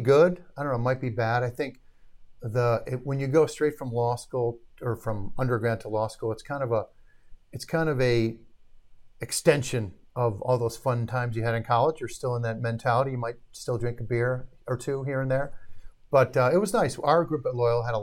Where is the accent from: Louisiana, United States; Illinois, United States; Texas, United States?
Illinois, United States; Arlington Heights; also born or lived in Milwaukee, Wisconsin; born in Milwaukee. All my family was from Milwaukee. Moved to the Chicago suburbs as a young kid. Grew up in Arlington Heights.